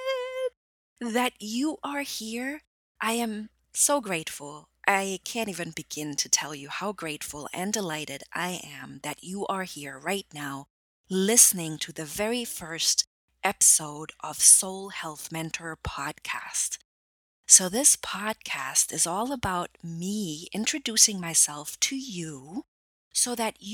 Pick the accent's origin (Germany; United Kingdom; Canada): Germany; English is a second language; moved away; I'm originally from Germany